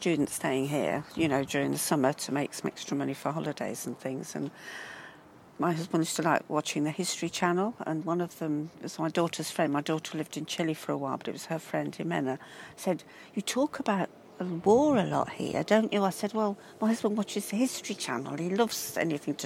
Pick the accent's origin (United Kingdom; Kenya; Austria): United Kingdom; Midlands; moved away as an adult; now in Brighton, United Kingdom; I'm from the Midlands. I'm not from, you know, the South